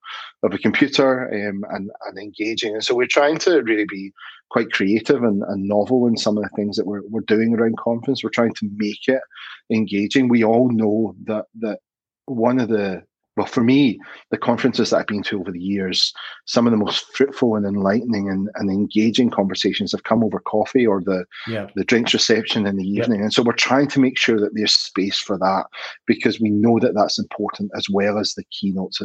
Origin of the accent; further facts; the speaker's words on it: Glasgow, Scotland, United Kingdom; moved away as an adult; now in Australia; I grew up in Scotland, Glasgow, born and bred, became a maths teacher there